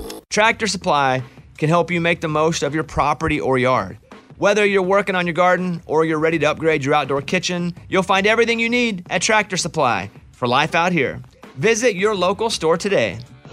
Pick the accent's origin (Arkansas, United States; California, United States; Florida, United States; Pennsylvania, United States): Arkansas, United States; I'm from Arkansas. I was really hoping we'd get to play you guys.